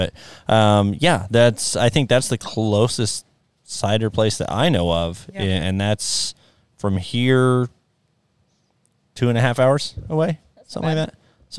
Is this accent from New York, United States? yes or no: no; Fort Scott, Kansas, United States; moved away; I grew up in Fort Scott, Kansas, which was 45-ish minutes south of there.